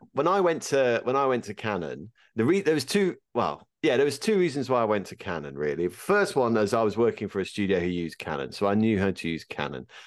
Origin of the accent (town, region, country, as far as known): United Kingdom